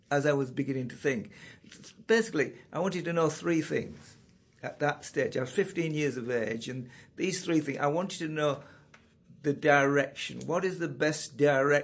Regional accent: Yorkshire and the Humber, United Kingdom; now in Carnforth, United Kingdom; born in the biggest and the best county in England, and that's Yorkshire

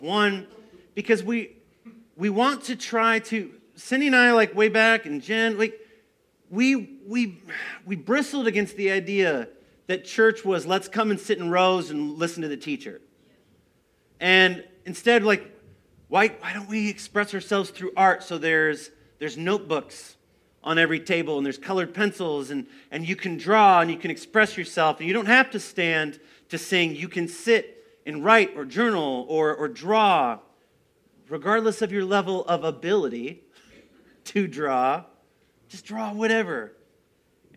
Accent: United States; I grew up here in the Quad Cities

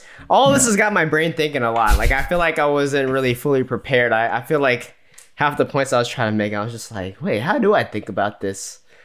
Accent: United States; I'm American to that point where I'm like, I don't know if I could live in another country.

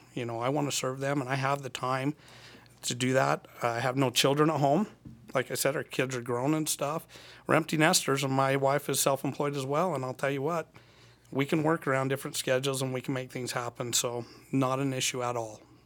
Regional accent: Annabella, Utah, United States; moved away as an adult; now in Cedar City, United States; I'm from Annabelle, Utah. Uh, I was there until I was eighteen

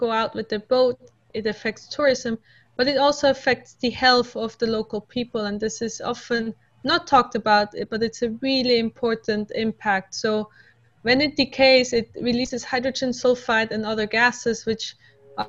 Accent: Switzerland; moved away; I'm originally from Switzerland, which doesn't have any ocean.

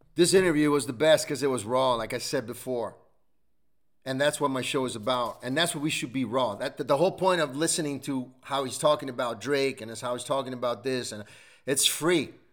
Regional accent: Italy; English is a second language; moved away; Growing up in Italy as well, we lost everything

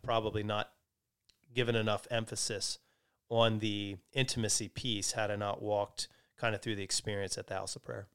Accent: Lancaster, Pennsylvania, United States; I grew up in Lancaster, which is known for being really works, uh, oriented.

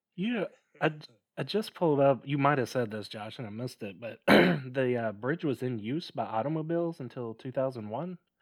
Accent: near Memphis, Tennessee, United States; We grew up near Memphis

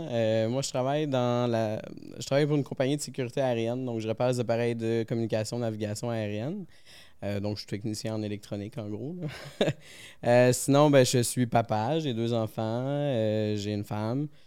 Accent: Quebec City, Quebec, Canada; Oui, je viens de Québec.

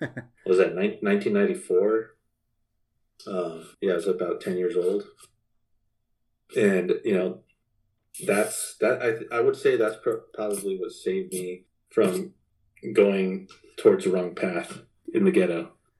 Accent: Albuquerque, New Mexico, United States; also born or lived in Washington, District of Columbia, United States; But just growing up in Albuquerque, seeing all the crazy shit I did, like seeing or living in DC, those situations were like, okay, this is what happens.

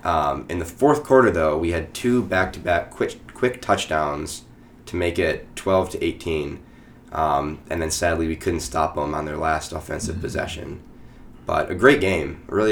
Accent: Midwest, United States; moved away; as a Midwesterner myself

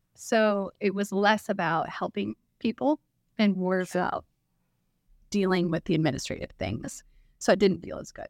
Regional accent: Clark County, Washington, United States; also born or lived in Arizona; I grew up in Clark County, born and raised, went to Fort Vancouver High School

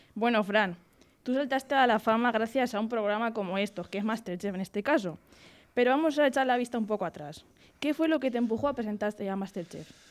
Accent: Castilla-La Mancha, Spain; los manchegos pues somos de muy buen comer

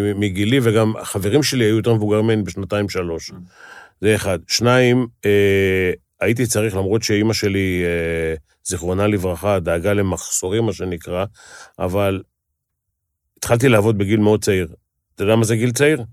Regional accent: Tel Aviv, Tel Aviv District, Israel; בשכונה שאני גדלתי, גדלו פושעים

